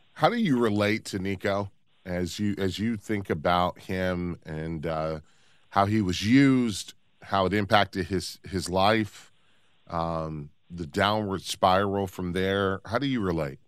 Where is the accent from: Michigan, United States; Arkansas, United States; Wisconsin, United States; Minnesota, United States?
Michigan, United States; Detroit; I grew up in Detroit.